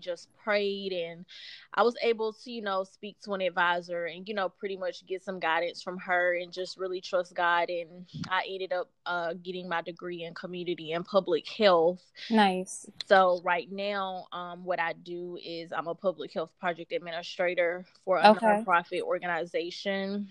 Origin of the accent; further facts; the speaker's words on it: Chattanooga, Tennessee, United States; moved away as an adult; also born or lived in Murfreesboro, Tennessee; now in Nashville, United States; So I was born and raised in Chattanooga, grew up there, went to school there and everything